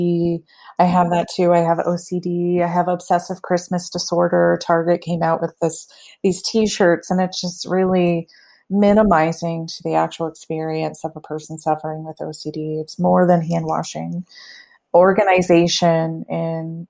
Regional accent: the South, United States; now in Lakewood, United States; I'm from the South, so I was extra taught not to talk about anything sexual

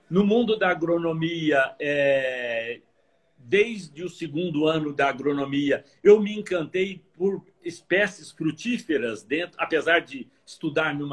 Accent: Varginha, Minas Gerais, Brazil; eu sou é, mineiro, natural de Varginha, no sul de Minas, terra de ah, café.

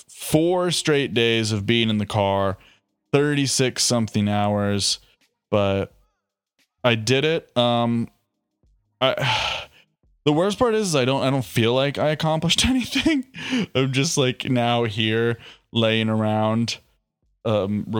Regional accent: Ohio, United States; moved away; I'm from Ohio

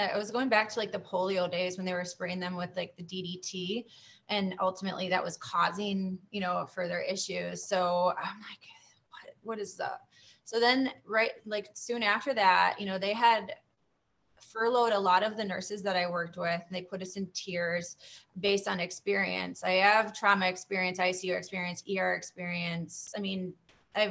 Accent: Florida, United States; I'm from Florida.

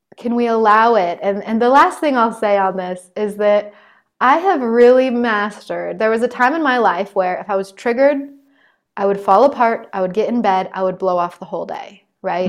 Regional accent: United States; I'm still an American

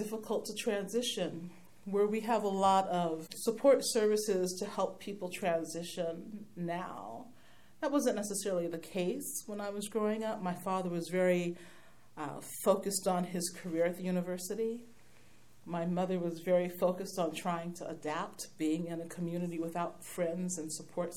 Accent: Berkeley, California, United States; also born or lived in Santa Cruz, California; Native Californian, born and bred in Berkeley, California. Been in Santa Cruz for most of my life. Had a chance to grow up in this community

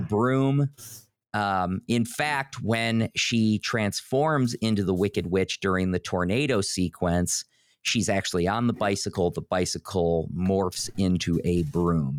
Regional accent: Northeast Ohio, United States; you and I grew up in sort of the Midwest. We grew up in Northeast Ohio.

